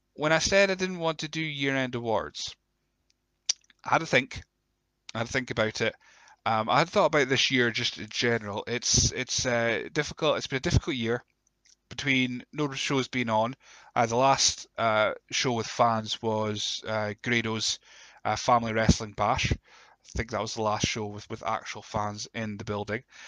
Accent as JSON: {"language": "English", "region": "Scotland", "country": "United Kingdom", "said": "we're Scottish"}